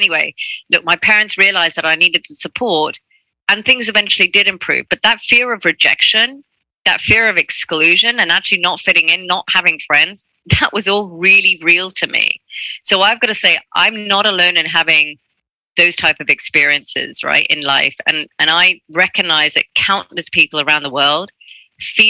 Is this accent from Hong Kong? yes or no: yes; Hong Kong; I grew up in Hong Kong. That's where I'm from.